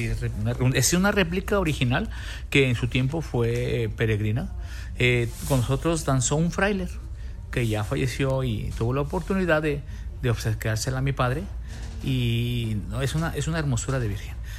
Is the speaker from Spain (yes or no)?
no; Mexico; somos mexicanos, porque es nuestra raíz